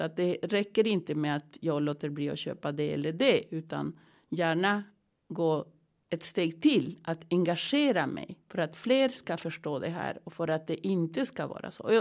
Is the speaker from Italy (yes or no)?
no; Andes, Peru; now in Sweden; jag kommer från Peru, från Anderna.